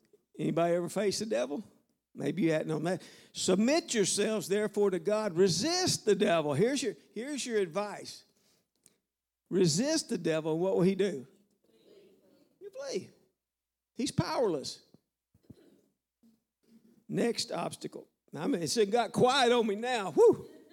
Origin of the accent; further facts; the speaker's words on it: the South, United States; I'm from the South, all right? I can talk about dogs and frogs and swamps, okay?